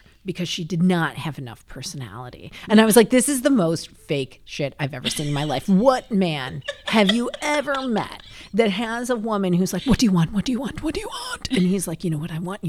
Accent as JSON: {"language": "English", "region": "Scotland", "country": "United Kingdom", "said": "Oh. I'm Scottish."}